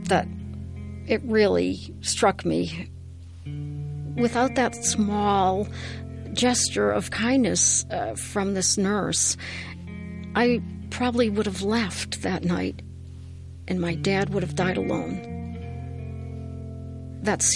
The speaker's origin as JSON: {"language": "English", "town": "Worcester", "region": "Massachusetts", "country": "United States", "moved": "yes", "said": "I am originally from Worcester, Massachusetts"}